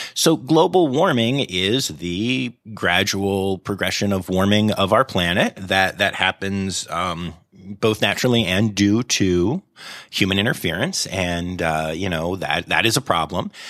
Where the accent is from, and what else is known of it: United States